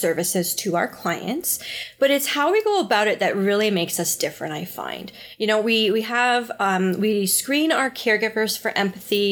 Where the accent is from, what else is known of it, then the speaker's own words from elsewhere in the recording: Barrie, Ontario, Canada; moved away as an adult; also born or lived in Calgary, Alberta; now in Peterborough, Canada; I'm originally from Barrie, Ontario, born and raised, but been in Calgary for the last 7 years.